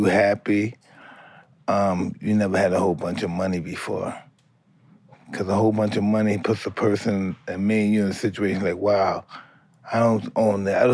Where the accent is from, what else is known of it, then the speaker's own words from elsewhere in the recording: New York City, New York, United States; not Brownsville, but Bed-Stuy